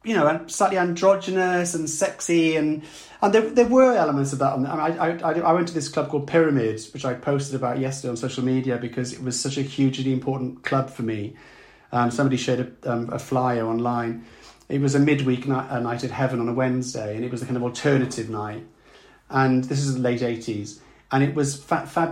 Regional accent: South Wales, United Kingdom; growing up in South Wales, where, you know, you know if you were a boy, you weren't meant to be girlish

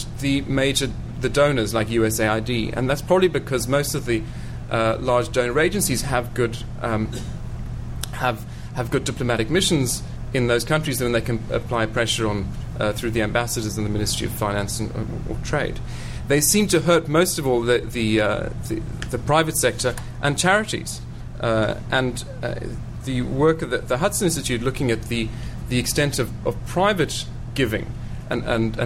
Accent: South Africa

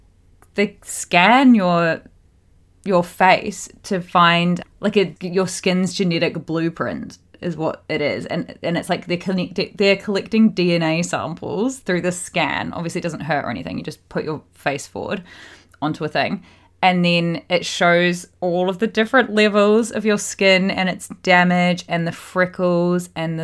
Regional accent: Australia; also born or lived in New Zealand; growing up in Australia and New Zealand, and I just never had a care in the world for SPF until recent years.

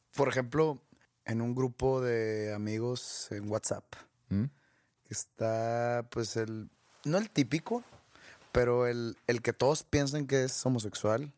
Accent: Mexico; yo, como mexicano

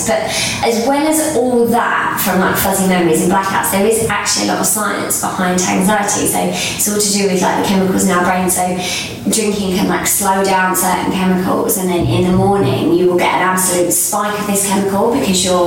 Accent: Kent, South East England, United Kingdom; I grew up uh, in Kent, and it was quite a small town, so everyone sort of knows everyone really.

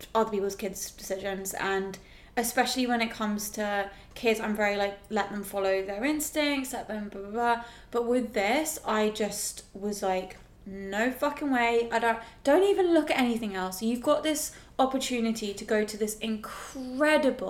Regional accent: England, United Kingdom; as an English person

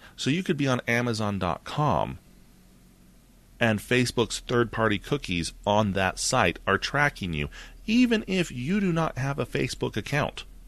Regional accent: United States; I'm American.

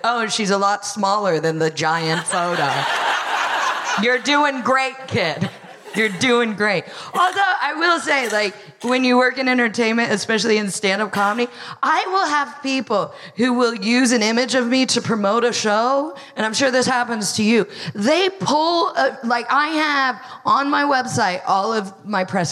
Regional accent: United States; accent: American; moved away as an adult; now in United Kingdom; I am, as you know, by the way I sound, American

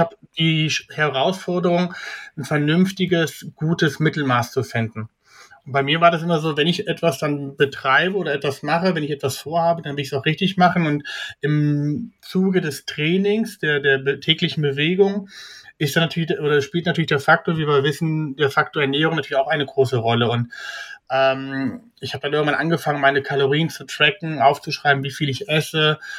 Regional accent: Kassel, Hesse, Germany; moved away as an adult; now in Frankfurt, Germany; ich bin ja in Kassel aufgewachsen, aber bis 2005 äh, bis 2015 in Kassel gelebt.

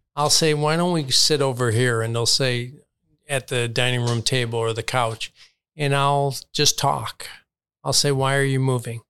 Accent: Chicago, Illinois, United States; now in Palm Beach County, United States; I grew up in Chicago, saw Michael play forty times.

